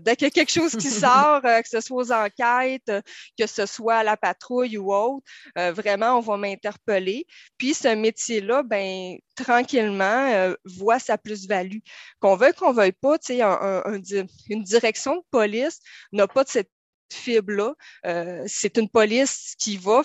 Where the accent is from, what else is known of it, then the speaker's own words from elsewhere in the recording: Saguenay, Quebec, Canada; moved away as an adult; now in Terrebonne, Canada; vous voyez peut-être un peu dans mon accent, je viens du Saguenay.